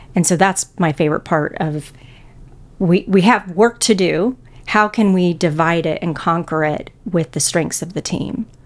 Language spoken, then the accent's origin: English; Houston, Texas, United States; moved away as an adult; also born or lived in Illinois; now in Saint Louis, United States; I grew up in Houston, Texas.